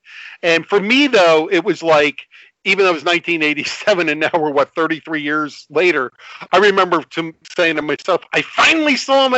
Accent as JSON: {"language": "English", "area": "Belmar or Neptune", "region": "New Jersey", "country": "United States", "tie": "born or raised there"}